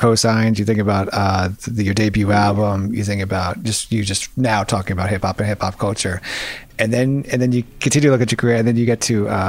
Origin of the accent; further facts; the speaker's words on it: United States; as an American who loves music